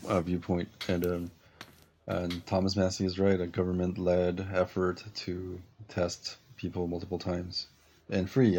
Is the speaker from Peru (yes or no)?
yes; Peru; now in United States; in my country, where, where I was born in Peru